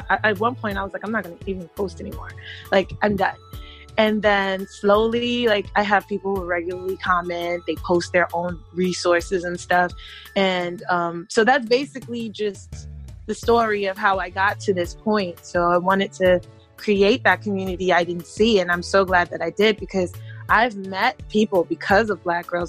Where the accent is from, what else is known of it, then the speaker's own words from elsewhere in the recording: New York City, New York, United States; also born or lived in Germany; I am originally from Brooklyn, New York, and that's very important because we all know that New York City is a melting pot. So I grew up hearing a lot of Spanish